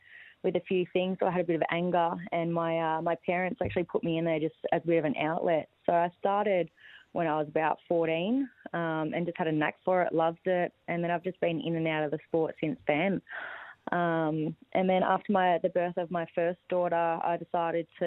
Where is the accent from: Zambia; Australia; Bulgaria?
Australia; Badgingarra, Western Australia; also born or lived in Sydney; now in Townsville, Australia; I'm from Western Australia, a small town called Badgingarra. So I was born and raised on a farm